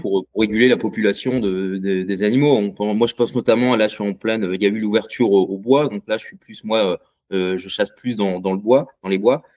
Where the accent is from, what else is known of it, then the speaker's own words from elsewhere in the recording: Bay of the Somme, Hauts-de-France, France; je viens, de la baie de Somme